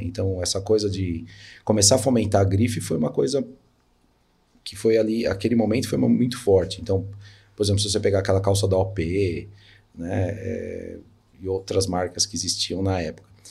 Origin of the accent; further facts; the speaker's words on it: São Paulo, Brazil; eu nasci na Vila Alpina, né, que é um bairro da zona leste de São Paulo.